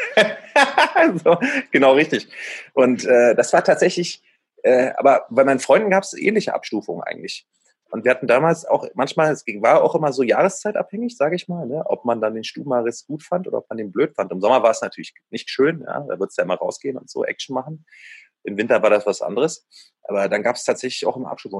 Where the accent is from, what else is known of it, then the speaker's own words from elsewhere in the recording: Berlin, Germany; Also ich bin ja in äh, Ostberlin aufgewachsen, aber direkt äh, in Mitte an der Grenze zu Westberlin